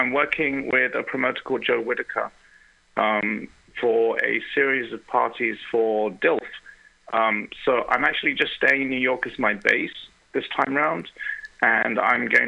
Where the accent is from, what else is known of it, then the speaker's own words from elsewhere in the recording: London, United Kingdom; accent: English; now in Germany; I was born in London, so even though I live in Germany, I was born in London